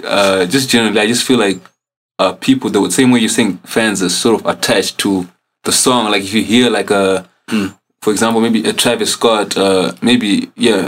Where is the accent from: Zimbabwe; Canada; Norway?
Zimbabwe; I'm coming from the motherland. I'm coming from Zim.